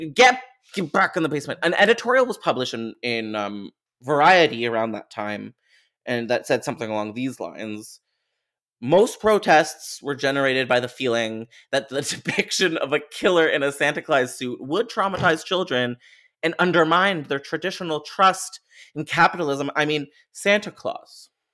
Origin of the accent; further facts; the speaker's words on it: Canada; I'm Canadian.